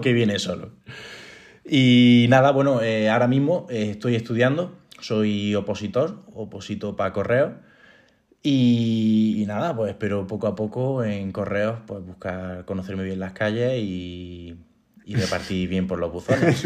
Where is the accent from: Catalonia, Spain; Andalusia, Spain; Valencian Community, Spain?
Andalusia, Spain; Linares; now in Granada, Spain; yo no soy de Granada, soy una, nací en Linares, que es una ciudad eh, capital de Jaén